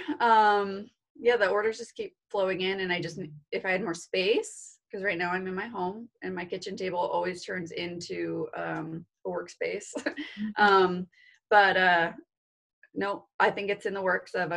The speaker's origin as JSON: {"language": "English", "town": "Vancouver", "region": "Washington", "country": "United States", "also_born_or_lived": "Pullman, Washington / Nevada / Texas", "moved": "as an adult", "lives_now": "Post Falls, United States", "said": "I'm actually from the Portland, Vancouver, Washington area"}